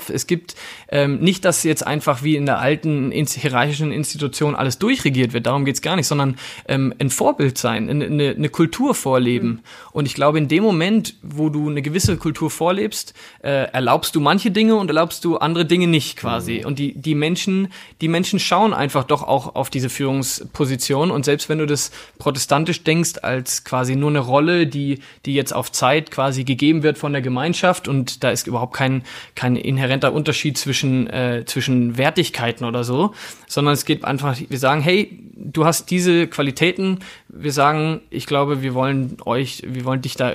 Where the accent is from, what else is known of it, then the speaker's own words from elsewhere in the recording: Coburg, Bavaria, Germany; ich habe mich auch mal politisch engagiert äh, als, als Jugendlicher in meiner Heimatstadt Coburg